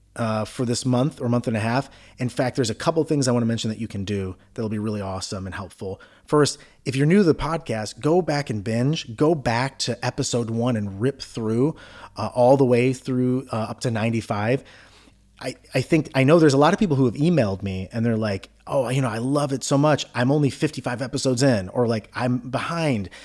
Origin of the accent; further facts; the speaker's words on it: Cleveland, Ohio, United States; I'm from Cleveland